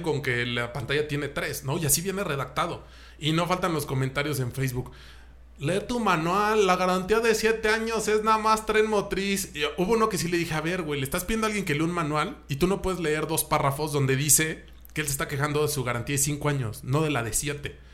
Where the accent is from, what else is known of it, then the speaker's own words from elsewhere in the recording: Mexico; como mexicanos